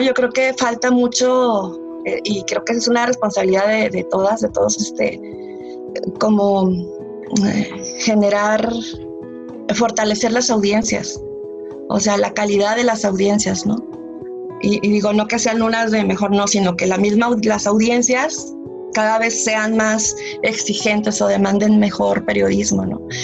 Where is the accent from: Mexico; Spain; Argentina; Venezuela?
Mexico; moved away; estar de nuevo acá en mi país